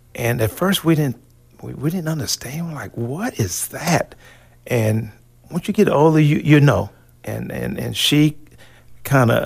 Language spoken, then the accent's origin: English; Hobart, Oklahoma, United States; where's where's Hobart at? And I'll tell them it's Western Oklahoma